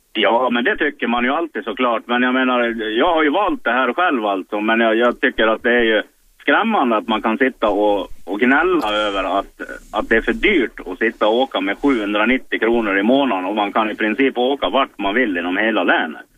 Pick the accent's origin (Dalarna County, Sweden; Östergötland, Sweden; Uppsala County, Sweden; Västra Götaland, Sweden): Dalarna County, Sweden; Mora; also born or lived in Stockholm; jag är från Mora, men jag ringer ifrån norra stan.